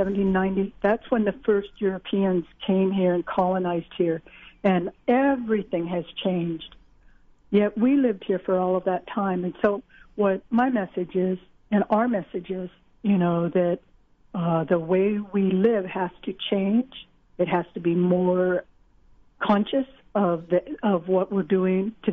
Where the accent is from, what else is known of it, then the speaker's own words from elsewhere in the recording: Long Beach, California, United States; I was raised in Long Beach